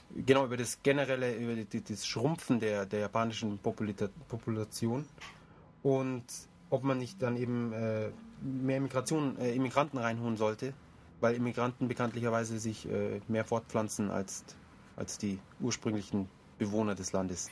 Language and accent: German; Germany; Ich fühle mich auch nicht irgendwie als Ausländer in Deutschland, sondern ich fühle mich eigentlich als Deutscher